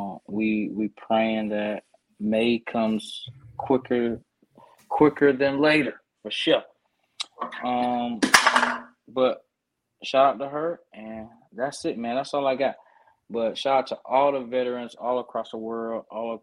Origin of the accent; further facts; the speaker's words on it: Columbus, Georgia, United States; moved away as an adult; now in Clarksville, United States; I'm from Columbus, GA, so another base there, and a lot of veterans